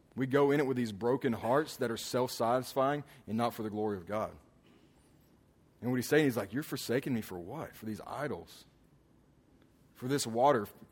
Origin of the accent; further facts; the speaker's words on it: Alabama, United States; moved away; also born or lived in Houston; I remember growing up in Alabama, in this small town that we lived